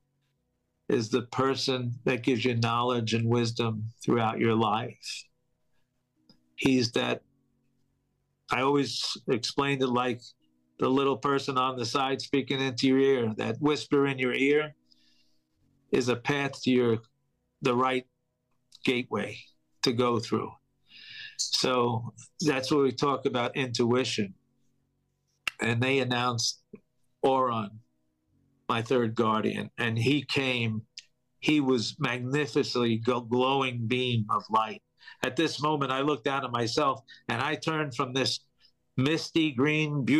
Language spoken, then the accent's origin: English; New York, United States; I'm from New York, I had many friends working in those buildings